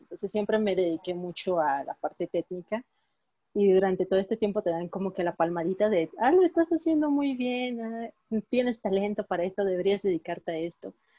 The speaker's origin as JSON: {"language": "Spanish", "town": "Villahermosa", "region": "Tabasco", "country": "Mexico", "moved": "yes", "said": "yo soy de Villahermosa, Tabasco. sí, vengo muy"}